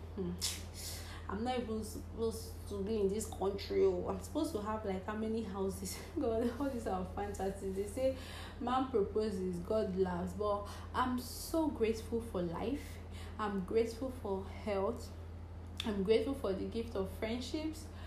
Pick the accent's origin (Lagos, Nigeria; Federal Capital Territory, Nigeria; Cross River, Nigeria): Cross River, Nigeria; English is a second language; I'm from Cross River State